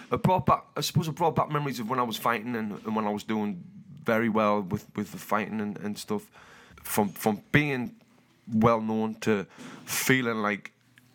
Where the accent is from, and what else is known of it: Newcastle upon Tyne, North East England, United Kingdom; moved away as an adult; also born or lived in Los Angeles, United States